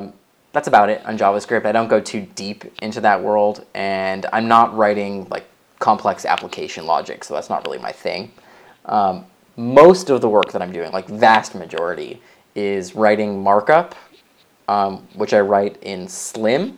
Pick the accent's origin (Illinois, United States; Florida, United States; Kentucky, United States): Illinois, United States; Chicago; moved away as an adult; now in San Francisco, United States; I live in San Francisco right now. And I've been here for 5 years. But I come from Chicago area